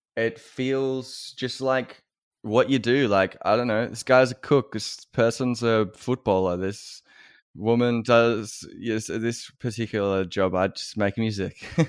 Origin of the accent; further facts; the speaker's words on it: Wangaratta, Anglesea and Geelong, Victoria, Australia; as an Australian